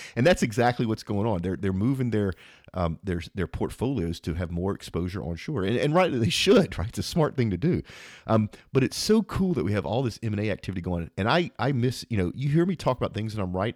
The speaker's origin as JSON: {"language": "English", "region": "Louisiana", "country": "United States", "said": "I'm from Louisiana"}